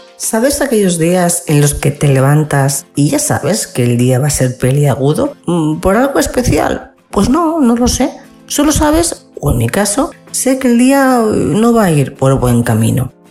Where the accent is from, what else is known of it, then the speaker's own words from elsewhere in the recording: Spain; como ciudadana española